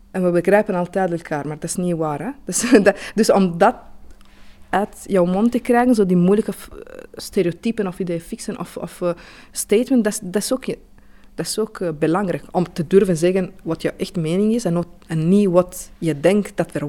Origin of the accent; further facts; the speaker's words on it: Italy; Dutch is a second language; moved away as an adult; now in Belgium; ik ben Italiaans, maar ja, eh, ik woon hier sinds vijf jaar.